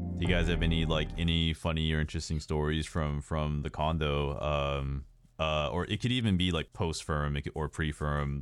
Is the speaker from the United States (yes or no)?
yes; Texas, United States; I'm from Texas